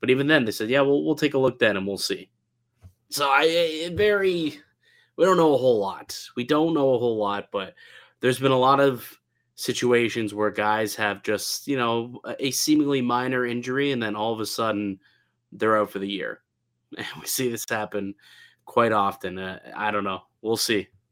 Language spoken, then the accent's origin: English; Niagara, Ontario, Canada; growing up in Niagara